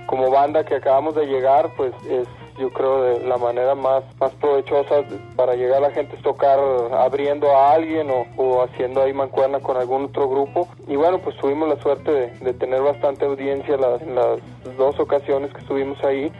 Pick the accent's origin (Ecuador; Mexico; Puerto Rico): Mexico; Monterrey, Nuevo León; moved away as an adult; now in Mexico City, Mexico; Todos somos de Monterrey, pues migramos para acá hace ya alrededor de un año